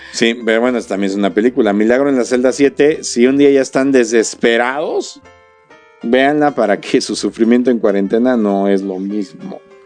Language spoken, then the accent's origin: Spanish; Querétaro, Mexico; para los que somos queretanos